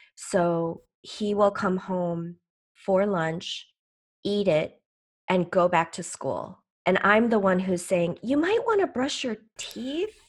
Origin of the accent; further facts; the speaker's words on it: Chicago, Illinois, United States; also born or lived in Seoul, South Korea / Green Bay, Wisconsin; I came to the U S as an eight-month-old baby from Seoul, Korea, with my parents who were, um, leaving the only home they knew, uh, and we, uh, settled in Chicago in the Midwest, and this is where I have stayed